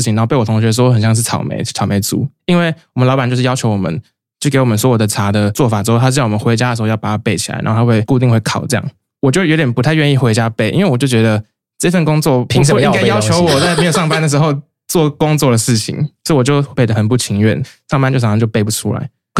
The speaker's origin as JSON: {"language": "Chinese", "region": "Kaohsiung", "country": "Taiwan", "also_born_or_lived": "Taipei", "said": "我是高雄人。"}